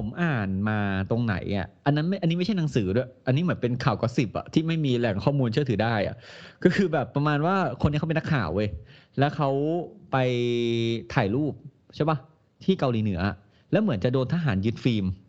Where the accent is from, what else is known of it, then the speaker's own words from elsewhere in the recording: Thailand; เราเติบโตในประเทศไทย